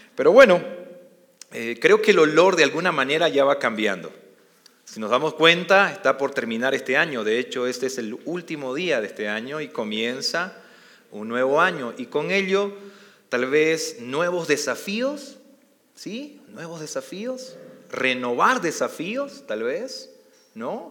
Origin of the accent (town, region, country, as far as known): Bolivia; also born or lived in Costa Rica; now in Mexico